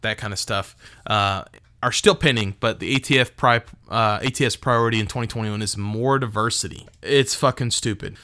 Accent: Texas, United States; I'm from Texas.

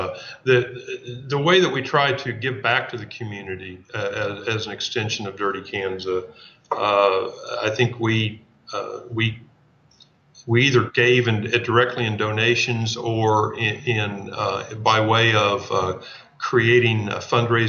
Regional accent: a town not far from Emporia, Kansas, United States; I grew up in a town not far from here

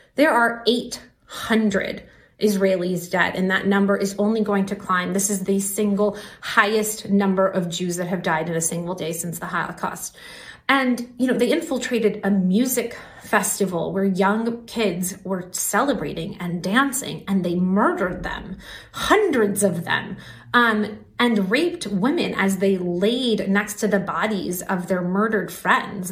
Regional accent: Iran; moved away; I was born in Iran

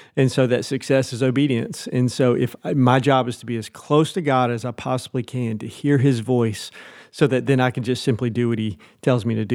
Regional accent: Nashville, Tennessee, United States; moved away as an adult; also born or lived in Sulphur Springs, Texas; now in Cincinnati, United States; I'm from Nashville, Tennessee originally.

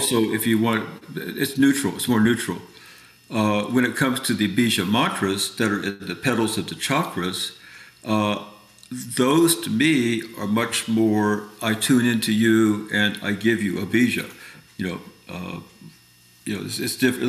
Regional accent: Indiana, United States; moved away as an adult; also born or lived in New York City; I'm from Indiana. I got saved. I'd like to say I'm oversaved. Every week we got saved. I love Jesus. That's why I got invited to the Pentecostal convention, because I grew up with all the tents

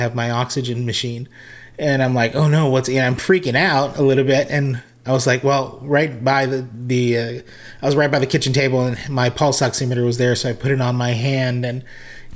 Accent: Hawaii, United States; moved away; also born or lived in Las Vegas, Nevada / Redding, California; I was originally from Hawaii and born and raised as a musician

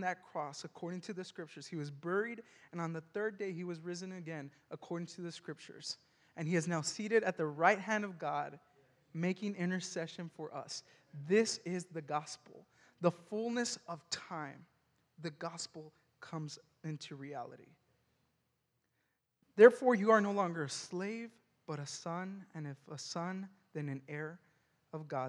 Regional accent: El Paso, Texas, United States; now in McKinney, United States; I'm from El Paso, Texas

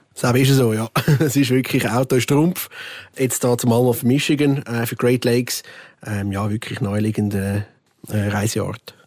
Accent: Switzerland; bei uns in der Schweiz

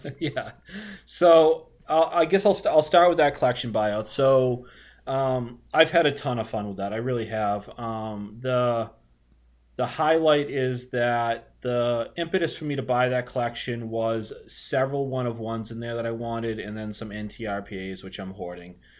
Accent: Boston, Massachusetts, United States; accent: Boston; I'm a Boston guy, if you can't tell from my disgusting accent

